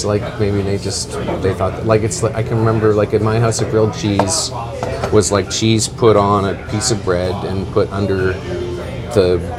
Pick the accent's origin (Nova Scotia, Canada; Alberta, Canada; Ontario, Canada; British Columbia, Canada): Ontario, Canada; Brampton; moved away as an adult; now in Shelburne, Canada; I grew up in Brampton, like you did.